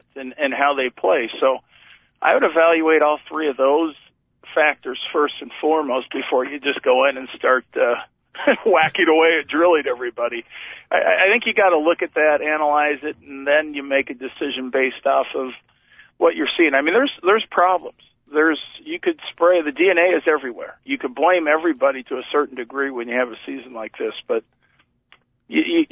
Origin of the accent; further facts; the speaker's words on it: San Diego, California, United States; moved away; I grew up in San Diego, so I'm a Charger fan.